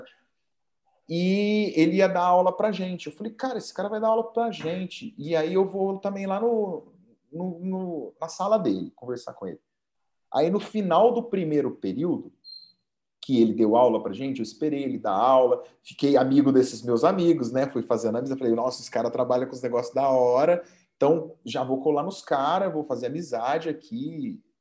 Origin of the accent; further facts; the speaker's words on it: Poços de Caldas, Minas Gerais, Brazil; sou mineiro de Poços de Caldas